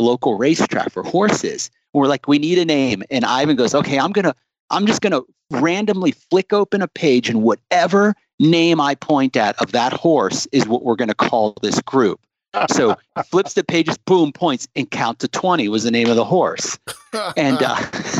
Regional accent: South Florida, United States; also born or lived in Ohio / Boca Raton, Florida; now in Utah, United States; I was born in Ohio, but I grew up in South Florida

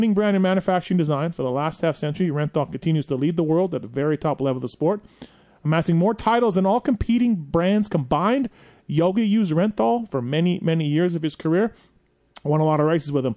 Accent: Canada; I'm Canadian

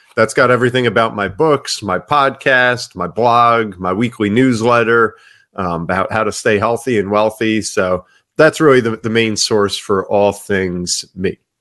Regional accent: Ocean Township, New Jersey, United States; I grew up in Ocean Township, New Jersey

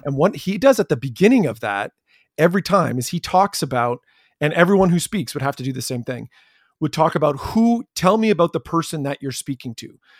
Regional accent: Chatham, Ontario, Canada; I grew up in Chatham, Ontario

